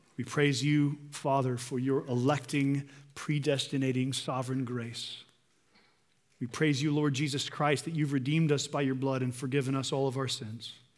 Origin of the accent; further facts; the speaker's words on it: United States; As modern American people